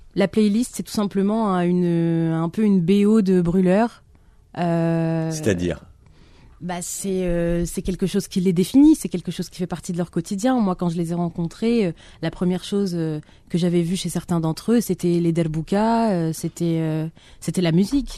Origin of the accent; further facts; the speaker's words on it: Algiers, Algiers Province, Algeria; now in France; mon enfance à Alger